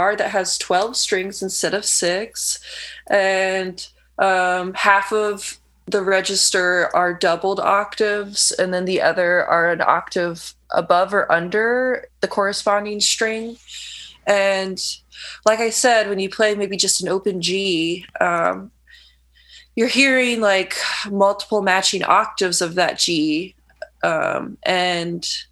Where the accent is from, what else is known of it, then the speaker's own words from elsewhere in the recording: Lafayette, Indiana, United States; moved away as an adult; also born or lived in Bloomington, Indiana; now in Chicago, United States; I grew up in Lafayette, Indiana, and moved to Bloomington when I was around 20. And then after graduating, came to Chicago in 2012